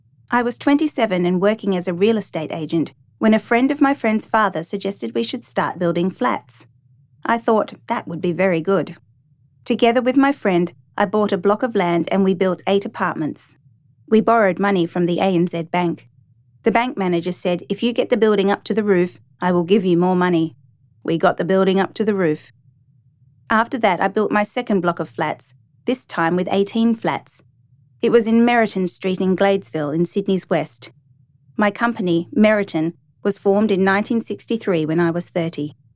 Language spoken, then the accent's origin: English; Tianjin, China; also born or lived in Dalian; I was born in 1933 in Dalian in China, and I grew up in Tianjin.